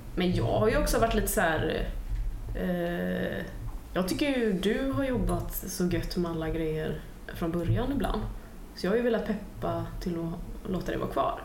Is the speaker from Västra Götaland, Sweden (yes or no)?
yes; Gothenburg, Västra Götaland, Sweden; min hemstad